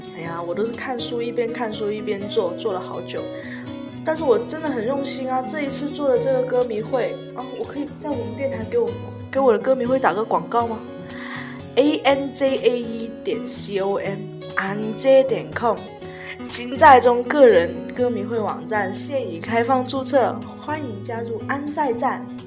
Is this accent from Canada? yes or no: no; Guangdong, China; 拜山就是我们广东人对扫墓业的一种说法啦，每年的固定仪式嘛哦，对啊，清明节就大家都去拜山扫墓。所以，但是我家老一辈是比较重男轻女，所以反正我是没有去，去过扫墓啦，因为女生都，都不用干这些事情